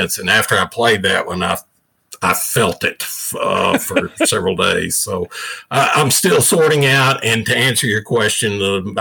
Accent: the South, United States; growing up in the South, like I did

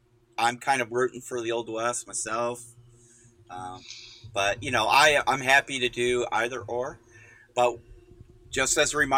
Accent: Canada; Well, no, I'm a Canadian.

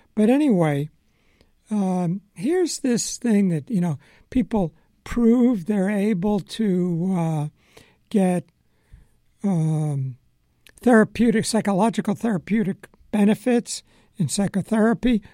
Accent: Long Island, New York, United States; moved away as an adult; also born or lived in Philadelphia; I grew up on Long Island, spent time in New York City, and I go to school in Philadelphia.

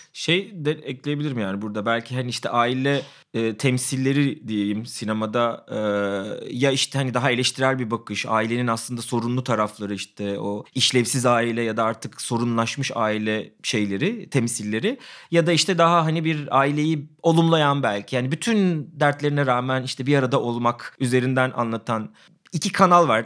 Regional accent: İzmir, Turkey; Ben de yani İzmir İzmirliyim

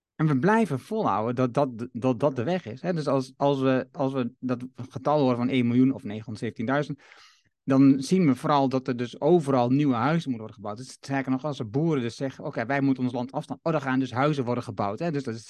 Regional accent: Haaksbergen, Overijssel, Netherlands; Ik ben geboren in Haaksbergen

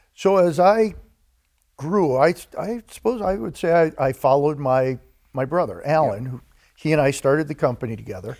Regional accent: DeKalb, Illinois, United States; Grew up in a town called DeKalb, Illinois

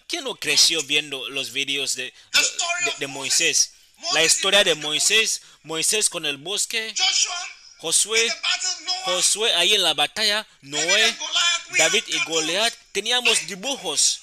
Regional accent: Accra, Greater Accra, Ghana; yo crecí en Accra y empecé a predicar

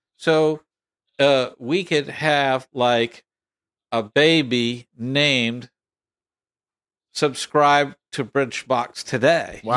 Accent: Texas, United States; I'm from Texas

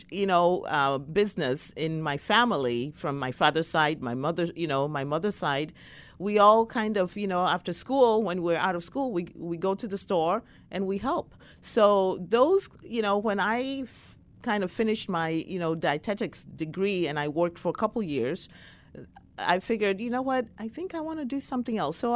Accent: Ghana; was younger and in my 20s growing up in Ghana, West Africa, I could say even though uh, you know we were raised in a wonderful family

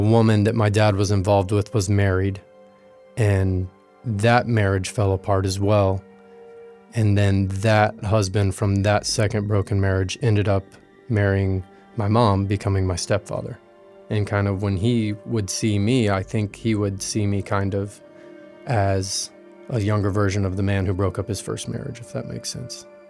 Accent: West Coast, Florida, United States; I grew up in Florida on the West Coast

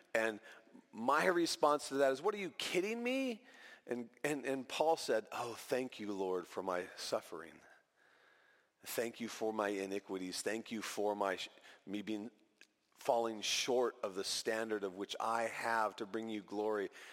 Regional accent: California, United States; moved away as an adult; also born or lived in Equatorial Guinea; back to California where, where we were raised

